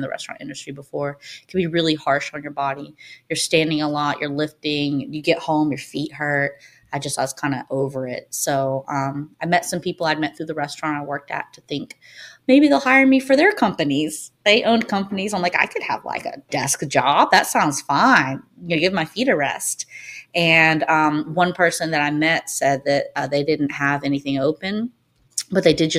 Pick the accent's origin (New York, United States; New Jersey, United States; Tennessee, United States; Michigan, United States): Tennessee, United States; Nashville; also born or lived in Hawaii; I grew up in Nashville. Moved here when I was 3 or 4 from Hawaii